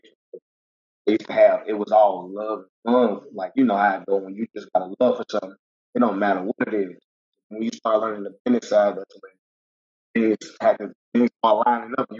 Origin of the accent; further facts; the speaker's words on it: Charlotte, North Carolina, United States; Like me, I've been in Charlotte, North Carolina 31 years